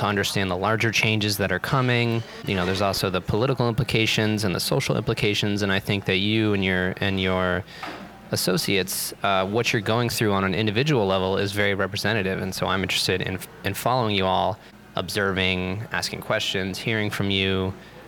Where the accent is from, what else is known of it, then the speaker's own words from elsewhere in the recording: New Hampshire, United States; now in New York City, United States; I was raised in New Hampshire in a very New England white Protestant kind of situation